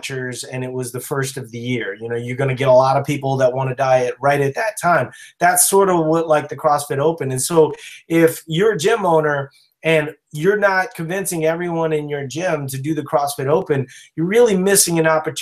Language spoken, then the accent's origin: English; Louisiana, United States; moved away; also born or lived in Minnesota; I'm from Louisiana originally